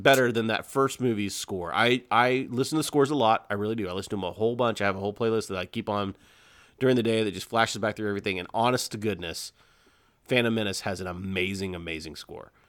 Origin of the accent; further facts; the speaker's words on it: Lawrenceville, United States; I grew up in the Lawrenceville area